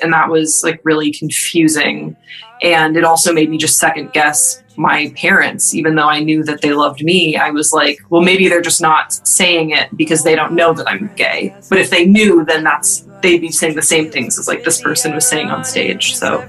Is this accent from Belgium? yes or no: yes; Waterloo, Wallonia, Belgium; So I grew up in Waterloo, Belgium, but my parents are American and my dad is an Episcopal priest. So I grew up in the rectory